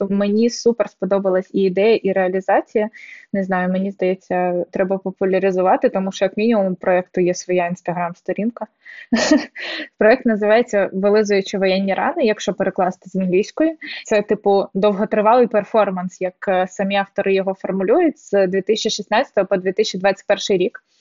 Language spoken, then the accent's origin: Ukrainian; Donetsk, Donetsk Oblast, Ukraine; А я з Донецька.